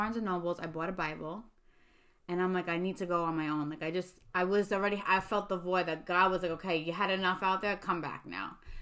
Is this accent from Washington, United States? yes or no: no; New York City, New York, United States; moved away; I'm from Staten Island